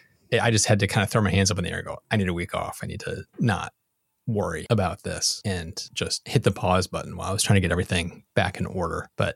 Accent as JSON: {"language": "English", "country": "United States", "said": "Sorry for the European listeners, but I'm an American and we don't know a metric."}